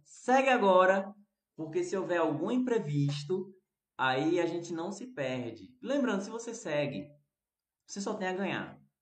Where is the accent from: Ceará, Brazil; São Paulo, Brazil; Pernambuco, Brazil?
Pernambuco, Brazil; Recife; aqui no Recife a gente também fala arroz